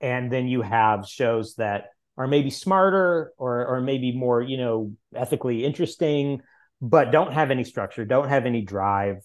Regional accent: Missouri, United States; the largest college in my home state

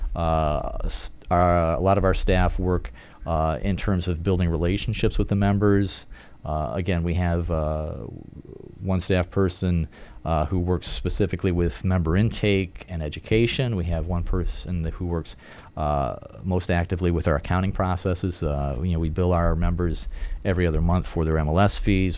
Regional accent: Hammond, Indiana, United States; I grew up in the Chicago area, actually, northwest Indiana. Uh, grew up in Hammond

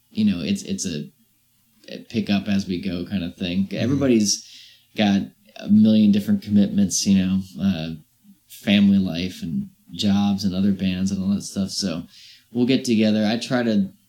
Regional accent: Virginia, United States; also born or lived in Brighton / Chapel Hill; No, I'm from I'm from Virginia.

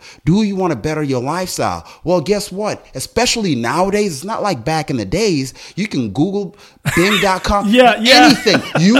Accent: South Africa; also born or lived in Botswana; now in United States; You know, I was born in Botswana. Long story short, and you'll see this, it's all in the book. South African, came to America because of apartheid.

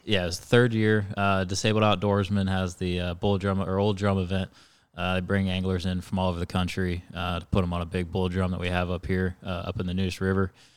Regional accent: Stuart, Florida, United States; born and raised in Stuart. So, um, you know, grew up in the fisherman's paradise

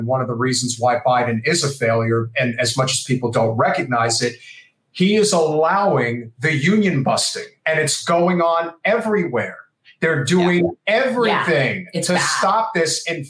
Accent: New Jersey, United States; also born or lived in Brooklyn, New York; Well, I was born in Brooklyn and raised in New Jersey.

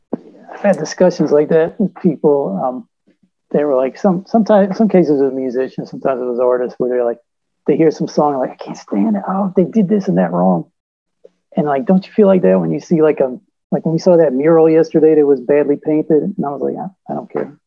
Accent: Virginia Beach, Virginia, United States; I was from Virginia Beach

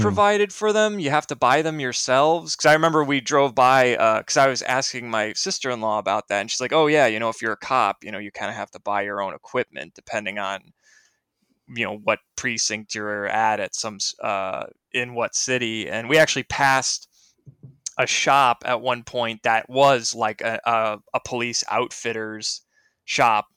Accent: Naperville, Illinois, United States; I'm from Naperville, Illinois.

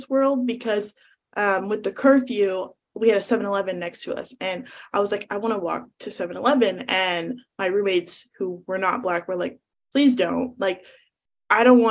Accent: Northern California, United States; I'm from Northern California

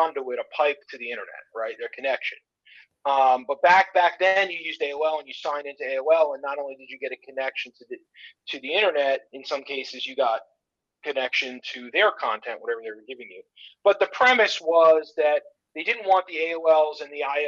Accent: South Florida, United States; I grew up in South Florida.

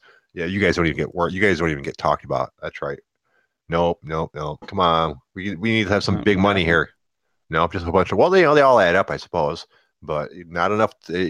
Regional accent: Detroit, Michigan, United States; growing up in Detroit around people that were juggalos

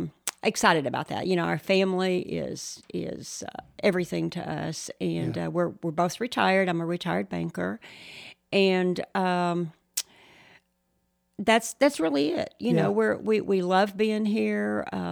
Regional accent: Shallowater, Texas, United States; You know, we went to church right here in Shallowater. I grew up in the Methodist church here.

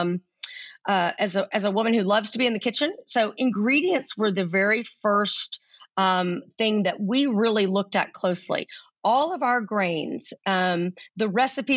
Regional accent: Central Texas, United States; also born or lived in North Carolina; I grew up in Central Texas

